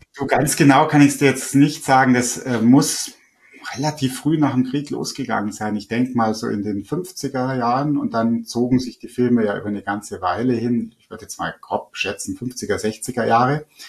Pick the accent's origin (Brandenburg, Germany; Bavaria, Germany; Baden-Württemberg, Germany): Bavaria, Germany; Lake Starnberg; ich bin selber eben am Starnberger See am Wasser aufgewachsen.